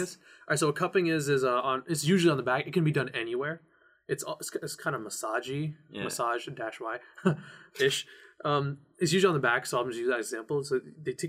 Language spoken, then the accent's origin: English; India; I'm Indian